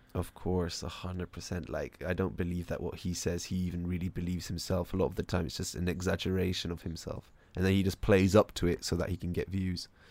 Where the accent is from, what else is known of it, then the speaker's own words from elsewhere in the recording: United States; moved away; I'm still an American